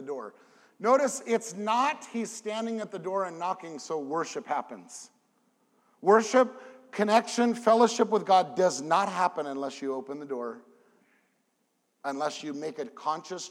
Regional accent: California, United States; moved away as an adult; now in Memphis, United States; I have a 714 number because I'm from California

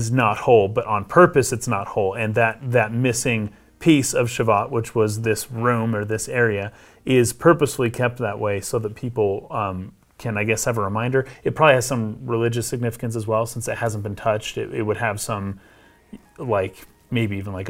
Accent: United States; I'm an American

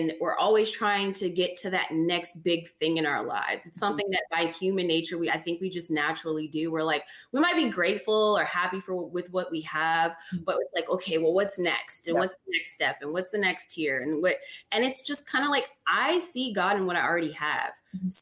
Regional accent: California, United States; moved away; I grew up initially in California, and my neighborhood was Mexican.

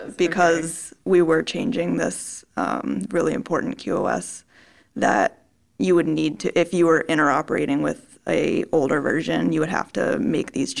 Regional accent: Maryland, United States; moved away as an adult; also born or lived in Tennessee; now in California, United States; I'm from the East Coast. I'm from Maryland.

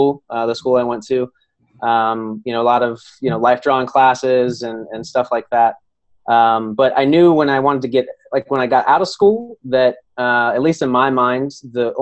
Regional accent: Ohio, United States; I grew up in Ohio, a small little farm town about 30 minutes outside of Columbus

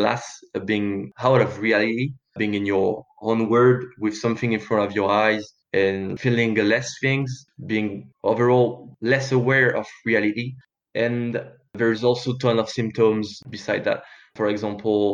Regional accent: France; I grew up in France with good parents

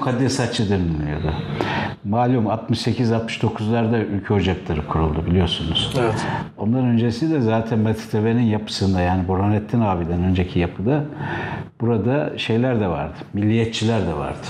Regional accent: Istanbul, Turkey; also born or lived in Çemişgezek, Tunceli / Bilecik; ilkokuldan sonra İstanbul'a geldik. Ortaokulu e, Kasımpaşa'da bitirdim.

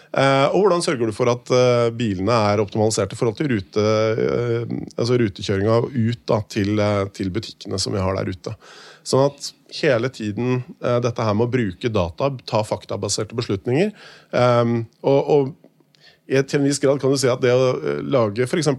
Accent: Hakadal, Akershus, Norway; also born or lived in Bergen; født og oppvokst i Hakadal og bodd der hele livet, bortsett fra fire år i Bergen

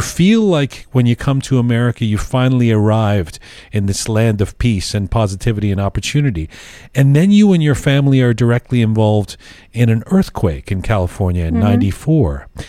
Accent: England, United Kingdom; now in Canada; when we came from England to Canada, you know, and I'm coming to a new country. I'm this Persian kid, but I grew up in England

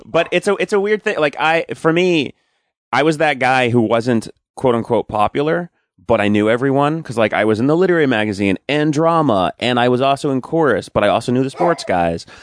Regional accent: Commack, near Smithtown, Long Island, New York, United States; I was born in Long Island. Uh, well, I, technically, I think I was born in, like, Mount Sinai Hospital or something, but, um, I grew up in Quorum, which is near Smithtown

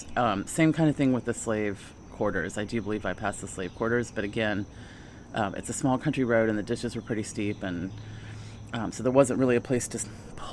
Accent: the South, United States; also born or lived in Netherlands; I was raised in the South

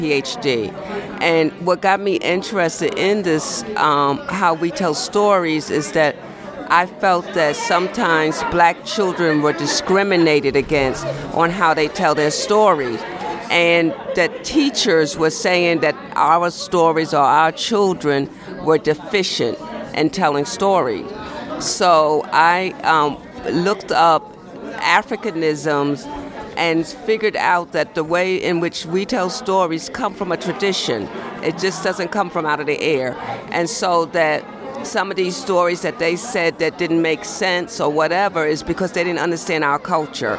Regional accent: New York City, New York, United States; I grew up in Brooklyn, working class family, two parents, a father and a mom

